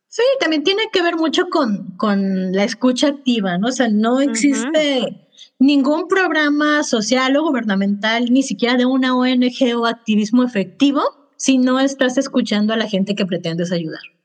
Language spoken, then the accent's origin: Spanish; Mexico; Yo, por ejemplo, como mexicana